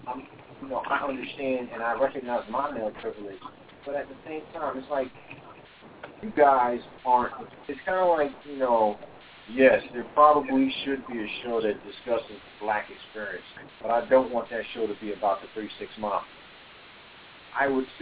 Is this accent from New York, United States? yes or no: yes; New York City, New York, United States; in a New York City that I certainly never lived in, and I was born in Brooklyn